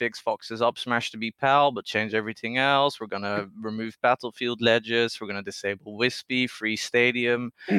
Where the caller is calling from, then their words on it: Netherlands; The Netherlands. It's very late here.